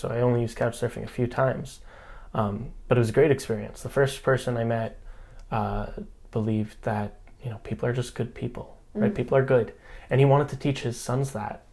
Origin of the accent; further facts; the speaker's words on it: New York, United States; moved away as an adult; also born or lived in Berkeley, California / Ann Arbor / Wisconsin; now in Oakland, United States; I was born and raised in New York